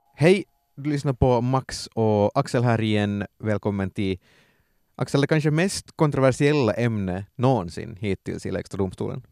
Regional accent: Ostrobothnia, Finland; also born or lived in Vaasa; som österbottningar

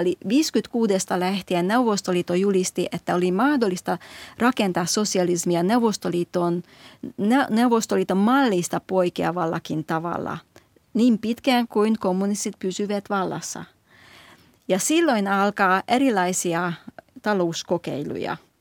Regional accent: Hungary; now in Finland; minä olen kasvanut Unkarissa

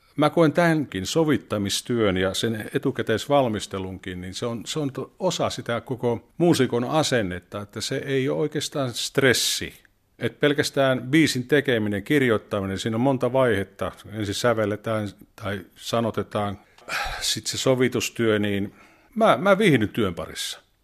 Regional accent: Mikkeli, South Savo, Finland; also born or lived in Tuusula; now in Vantaa, Finland; Mikkelistä olen kotoisin.

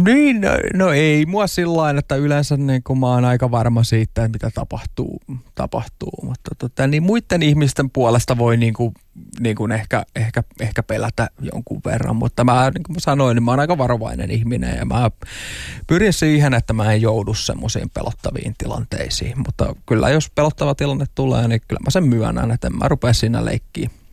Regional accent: Tampere, Pirkanmaa, Finland; ihan pikkupoikana, että asuin Tampereella Hervannassa

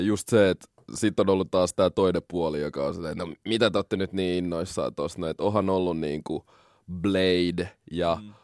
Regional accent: Helsinki, Uusimaa, Finland; also born or lived in Congo; mä oon kasvanut Koillis-Helsingissä, Malmilla

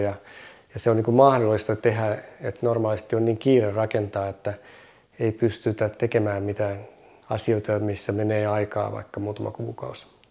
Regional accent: Ii, North Ostrobothnia, Finland; moved away; also born or lived in Kauhajoki; onnellinen lapsuus ja mitä kaikkea muuta täällä tehtiin ja keksittiin

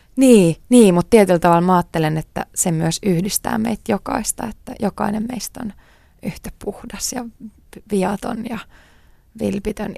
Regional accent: Tuusula, Uusimaa, Finland; also born or lived in New York; Mä oon syntynyt Tuusulassa. Ähm, mä oon asunut siellä koko lapsuuteni.

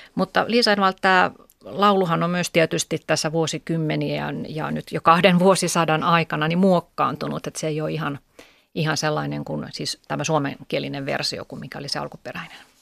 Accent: Kangasala, Pirkanmaa, Finland; moved away; olen Kangasalta kotoisin

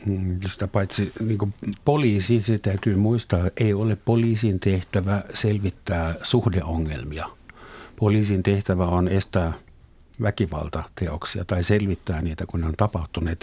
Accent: Southern Germany, Germany; Finnish is a second language; moved away as an adult; now in Finland; meillä Etelä-Saksassa myöskin – Vuonna 1972 kiellettiin ruumilliset kuritukset mun osavaltiossa.

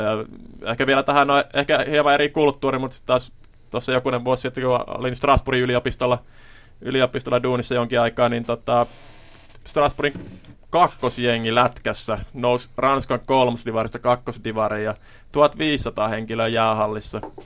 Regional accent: Kuopio, North Savo, Finland; itse kun olin lapsi, niin meillä esimerkiksi Kuopiossa pyöri tällainen liikuntakerho

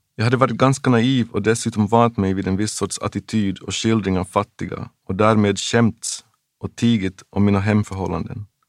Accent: Jakobstad, Ostrobothnia, Finland; also born or lived in Memphis, United States; i min hemstad Jakobstad fanns en underbar liten ungdomsverkstad

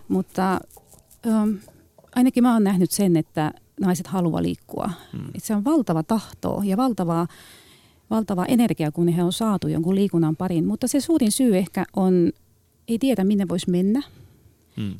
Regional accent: Tallinn, Harju County, Estonia; Finnish is a second language; now in Finland; mä oon mm. itse liikunnan ammattilainen, mutta mä tuun Tallinnasta

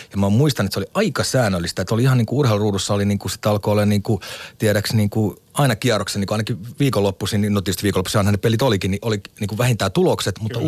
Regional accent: Lahti, Päijät-Häme, Finland; Meillä Lahdessa, joka oli tämmöinen niin keskikokoinen kaupunki

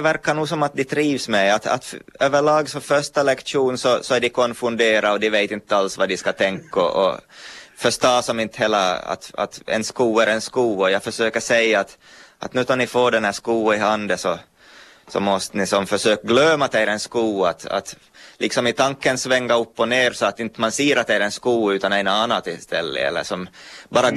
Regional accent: Pedersöre, Ostrobothnia, Finland; moved away as an adult; also born or lived in Turku; now in Vörå, Finland; jag är från, från Pedersöre, Pormoheima. och jag, hörs väl på språket

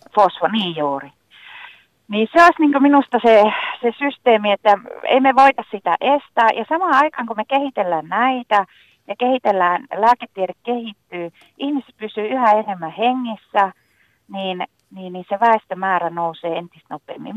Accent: northern Finland, Finland; mä pohjoisessa kotoisin

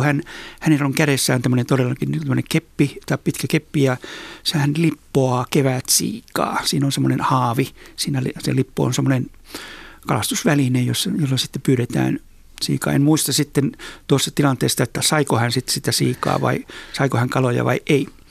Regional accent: Oulu, North Ostrobothnia, Finland; mä olen siis syntynyt ja kasvanut Oulussa, Oulun kaupungissa

